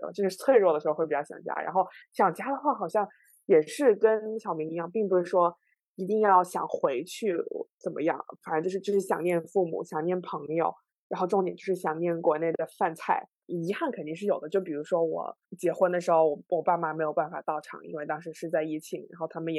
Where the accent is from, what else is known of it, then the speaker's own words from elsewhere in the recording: Shunde, Guangdong, China; also born or lived in Qinghai-Tibet Plateau; 我是我九岁之前，我其实是在青藏高原生活。然后九岁的时候到了广东，然后当时一开始在顺德